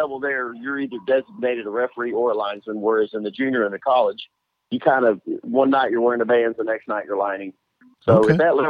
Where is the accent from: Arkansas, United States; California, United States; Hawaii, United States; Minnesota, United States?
Arkansas, United States; also born or lived in Little Rock, Arkansas; now in Tulsa, United States; I'm from Arkansas, so you can't technically call me a hillbilly. A redneck, because I am a hillbilly from Arkansas.